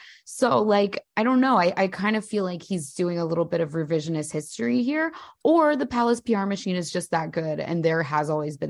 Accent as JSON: {"language": "English", "region": "New Jersey", "country": "United States", "said": "I'm not from South Jersey."}